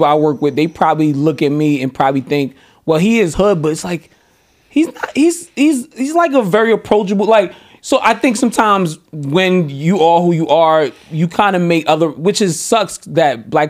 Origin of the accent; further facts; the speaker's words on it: New York, United States; also born or lived in Lefrak City; I'm from New York.